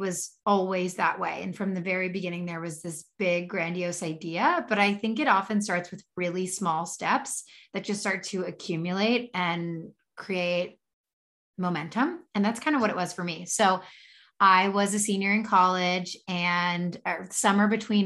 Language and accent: English; Philadelphia, Pennsylvania, United States; I'm from Philly